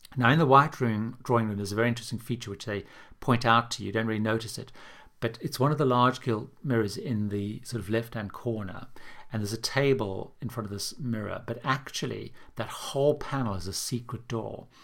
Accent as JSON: {"language": "English", "region": "London", "country": "United Kingdom", "tie": "born or raised there", "said": "my hometown of London"}